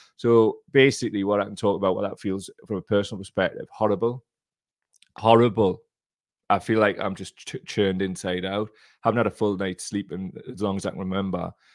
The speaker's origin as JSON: {"language": "English", "area": "Gateshead area", "region": "North East England", "country": "United Kingdom", "said": "I'm from that specific area"}